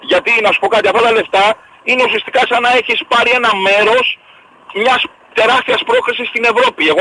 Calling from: Nea Perama, Greece; είμαι από Νέα Πέραμα, έτσι.

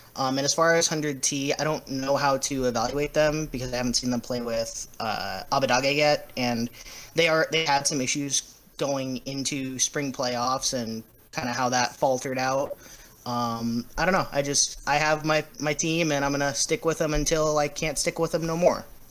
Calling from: Beaverton, Oregon, United States; I'm calling from Beaverton, Oregon.

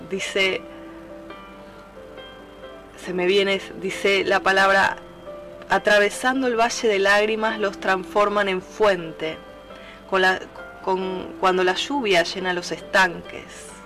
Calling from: Buenos Aires, Argentina; Desde Buenos Aires, Argentina, te hablo

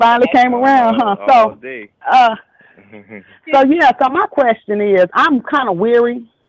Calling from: North Little Rock, Arkansas, United States; I'm calling from North Little Rock, Arkansas

